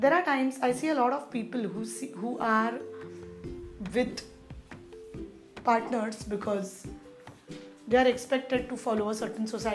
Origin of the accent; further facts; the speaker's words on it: India; I come from India